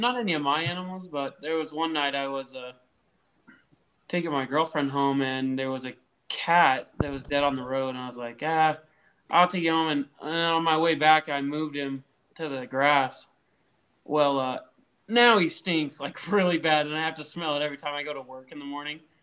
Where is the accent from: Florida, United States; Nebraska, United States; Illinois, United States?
Nebraska, United States; I'm only from Nebraska